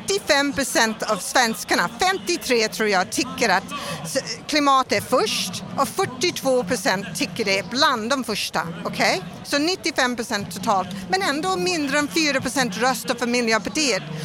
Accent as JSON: {"language": "Swedish", "town": "Melbourne", "region": "Victoria", "country": "Australia", "second_language": "Swedish", "moved": "yes", "lives_now": "Sweden", "said": "jag kommer från Australia och jag kommer från en arbetsstad som är, som Göteborg. Och det är Melbourne."}